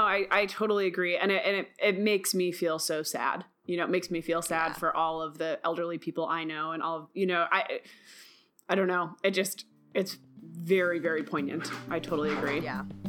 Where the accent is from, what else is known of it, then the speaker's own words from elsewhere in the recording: Midwest, United States; also born or lived in Rust Belt; I grew up in the Midwest